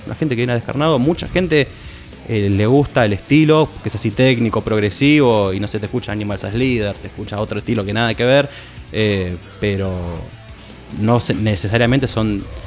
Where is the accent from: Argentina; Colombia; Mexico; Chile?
Argentina; Isidro Casanova, Buenos Aires Province; Nosotros somos una banda de Isidro Casanova, lo digo así porque somos los cuatro, éramos los cuatro de allá.